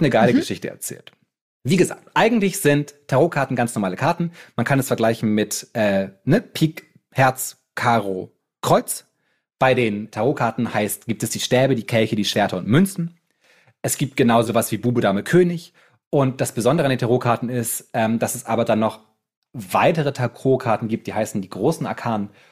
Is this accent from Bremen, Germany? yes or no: yes; Bremen, Germany; als Bremer